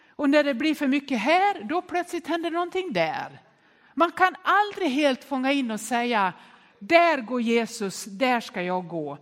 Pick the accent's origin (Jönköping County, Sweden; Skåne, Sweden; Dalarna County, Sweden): Dalarna County, Sweden; Nås; När jag var barn uppväxt i Nås i Västerdalarna